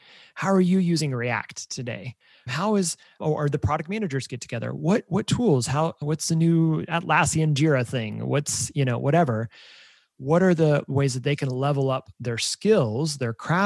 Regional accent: Emporia, Kansas, United States; moved away as an adult; now in Kansas City, United States; I'm from Kansas, about a small town called Emporia, about an hour and a half from here.

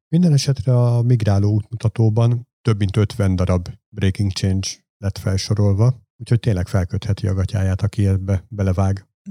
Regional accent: Hungary; én csak egy ilyen smucig magyar vagyok

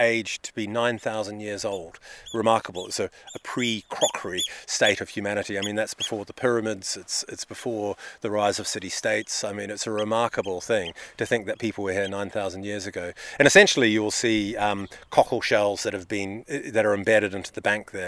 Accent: New Zealand; now in United Kingdom; Well, I'm a New Zealander by birth. I moved to the UK many years ago.

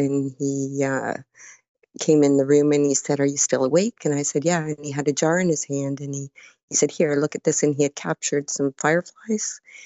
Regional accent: Burlington, Ontario, Canada; I'm from Burlington, Ontario, Canada, which is about an hour from Toronto

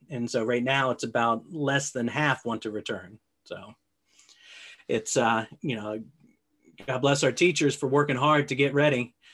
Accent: Alexandria, Virginia, United States; I grew up in Alexandria, Virginia, about, uh, about four miles from where I work today

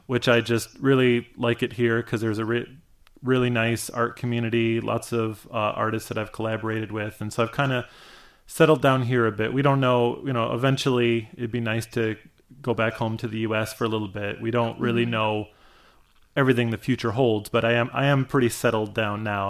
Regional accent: Michigan, United States; I grew up in Michigan

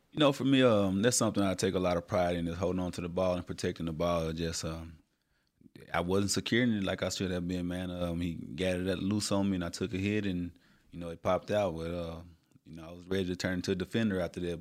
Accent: Little Rock, Arkansas, United States; Born and raised in Little Rock, Arkansas

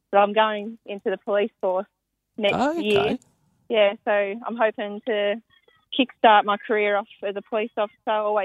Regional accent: Hunter Valley, New South Wales, Australia; I've just been around the Hunter Valley my whole life

